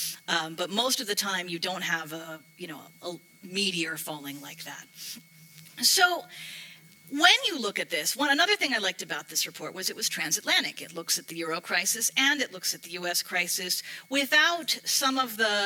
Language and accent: English; United States; accent: American; moved away as an adult; now in Europe; you can hear from my accent. I'm American